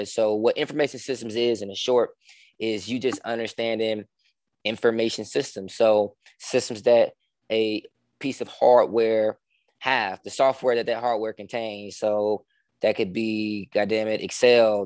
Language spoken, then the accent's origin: English; Chicago, Illinois, United States; also born or lived in Richmond, Virginia; I'm from Chicago, man. Born and raised Chicago, uh, the South Side to be be specific